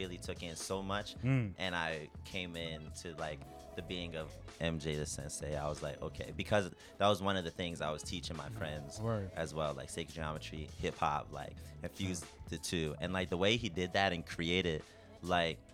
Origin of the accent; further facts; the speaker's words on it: Baltimore, Maryland, United States; now in Tokyo, Japan; I'm from Baltimore